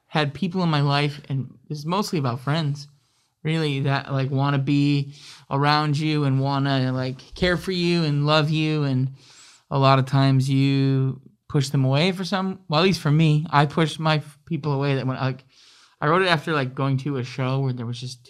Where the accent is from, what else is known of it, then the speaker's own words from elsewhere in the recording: Saginaw / Midland, Michigan, United States; also born or lived in Grand Rapids, Michigan / Kalamazoo, Michigan; I was adopted at 3 weeks old to my family who lived in Saginaw